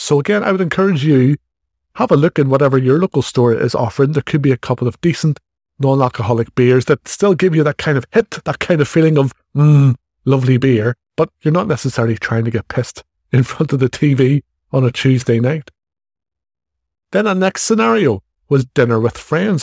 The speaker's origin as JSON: {"language": "English", "country": "Ireland", "accent": "Irish", "said": "as you can probably tell from my accent, I, I'm in Ireland"}